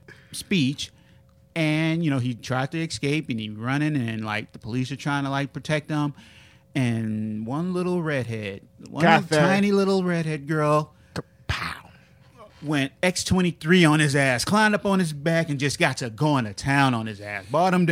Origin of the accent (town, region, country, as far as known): United States